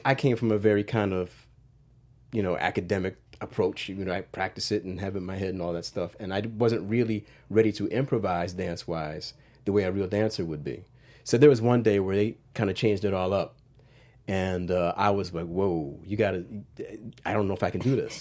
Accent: Wilmington, Delaware, United States; I grew up in Wilmington, Delaware.

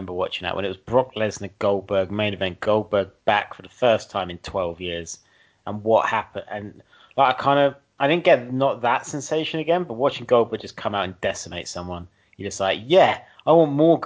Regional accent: United Kingdom

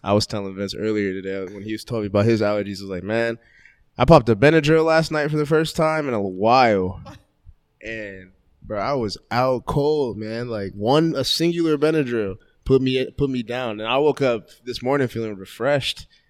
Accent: Columbus, Ohio, United States; also born or lived in Gahanna; I grew up in Columbus, but like it wasn't, it wasn't really bad

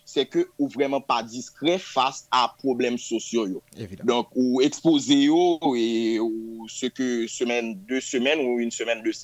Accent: Port-au-Prince, Ouest, Haiti; moved away as an adult; now in Canada; mwen fet pou a oprense tou e mwen leve nan yon fami de 4 enfans et 3 filles

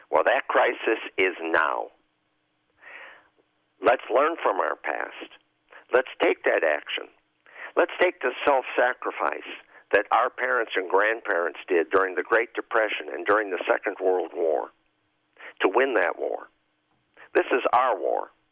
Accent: Chicago, Illinois, United States; I say this as a Catholic. I say this as a Chicagoan and an Illinoisan and a citizen of the United States.

